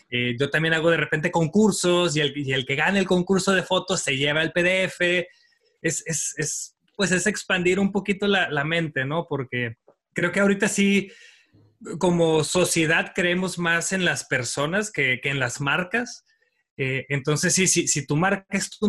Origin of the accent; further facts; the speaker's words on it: Mexico; siempre estoy viendo gente que tiene un talento increíble que como mexicanos podemos aprender.